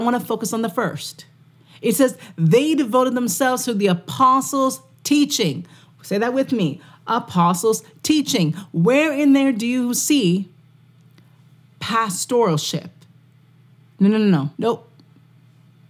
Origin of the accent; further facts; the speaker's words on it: Canada; I'm from Canada